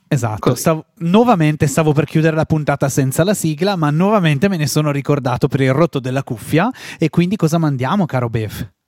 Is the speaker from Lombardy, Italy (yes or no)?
yes; Val Camonica, Lombardy, Italy; nel mio paese di provenienza, in Val Camonica